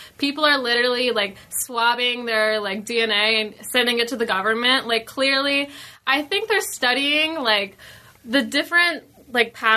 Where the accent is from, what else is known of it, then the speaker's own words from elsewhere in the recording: Georgia, United States; now in Los Angeles, United States; I grew up in Georgia